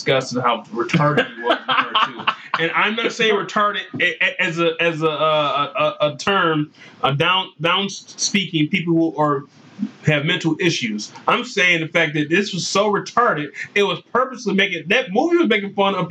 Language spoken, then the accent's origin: English; Saginaw, Michigan, United States; I'm from Saginaw